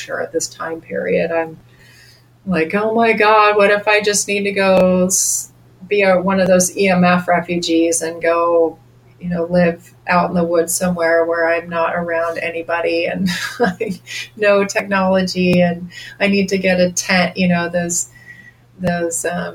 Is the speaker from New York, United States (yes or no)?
no; Bozeman, Montana, United States; I came back to my hometown of Bozeman